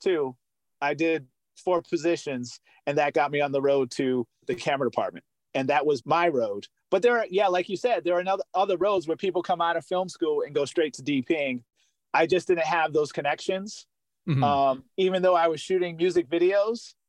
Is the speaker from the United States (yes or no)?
yes; New Bedford, Massachusetts, United States; Growing up in New Bedford, Massachusetts as an only child, and growing up in housing projects